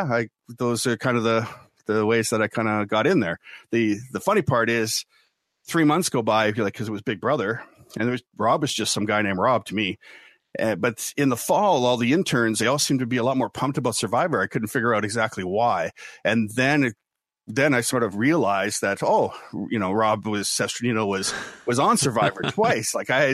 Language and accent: English; Ottawa, Ontario, Canada; born there; also born or lived in Winnipeg, Canada / Kingston, Canada / Lahr, Germany; And so I was born in Ottawa, Ontario, Canada, and then moved around from there to Winnipeg, Manitoba, Kingston, Ontario, Kippenheim, West Germany, Lahr, West Germany.